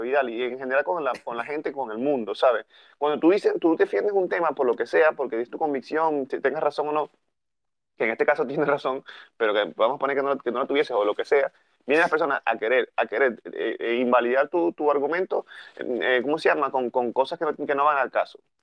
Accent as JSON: {"language": "Spanish", "country": "Venezuela", "moved": "yes", "said": "Somos de Venezuela, que estamos en diferentes partes del mundo"}